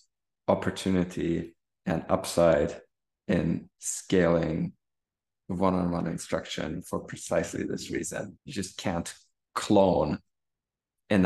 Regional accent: Germany; English is a second language; moved away as an adult; also born or lived in Stanford, United States / Kenya; learning to read in English growing up in Germany

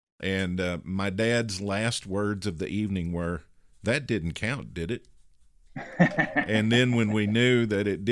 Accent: Kentucky, United States; I grew up in Kentucky

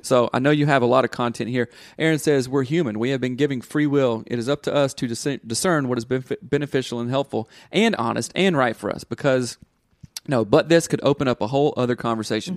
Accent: the South, United States; growing up in the South, it's very rigid and very black and white

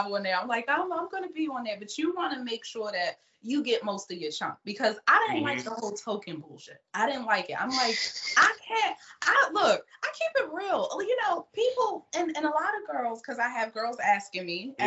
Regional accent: Baltimore, Maryland, United States; accent: Baltimore; I was from Baltimore. East

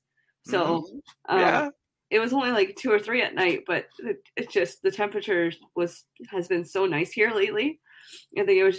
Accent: Canada; also born or lived in Ottawa; as a Canadian

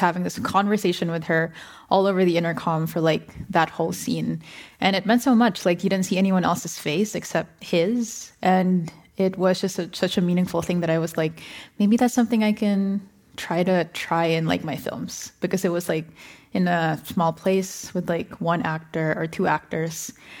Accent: Philippines; now in United States; I'm a Filipino filmmaker, and I grew up in the Philippines.

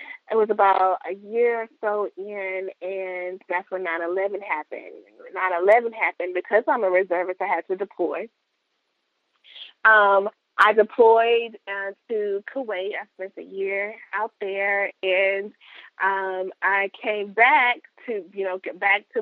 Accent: Chadbourn, North Carolina, United States; moved away as an adult; also born or lived in Raleigh, North Carolina; now in Texas, United States; I'm from Chapman, North Carolina.

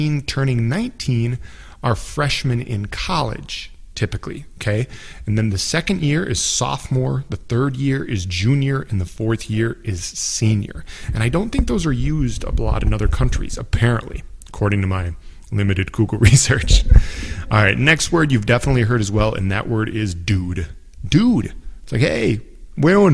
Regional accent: United States; here in the U.S.

